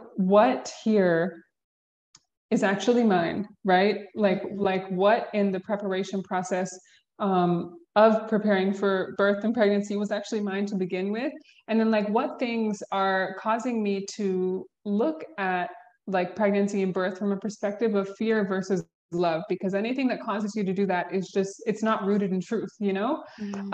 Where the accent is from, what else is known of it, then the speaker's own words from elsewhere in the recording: Georgia, United States; I was born and raised in Georgia. We can start there. Born and raised in the South